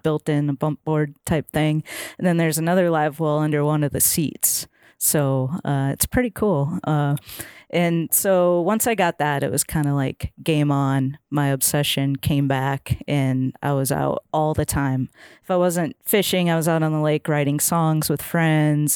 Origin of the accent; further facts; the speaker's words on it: Minnesota, United States; moved away as an adult; now in Nashville, United States; I grew up fishing in Minnesota